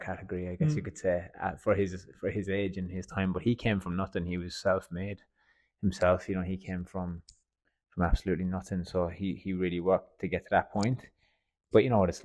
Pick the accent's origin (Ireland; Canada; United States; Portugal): Ireland; Fermoy, Munster; moved away as an adult; now in Australia; I'm from a place called Fermoy in Cork in the south of Ireland. And yeah, my hometown